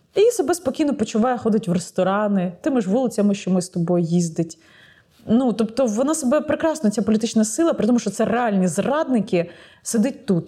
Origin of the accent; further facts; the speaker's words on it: Ukraine; я з України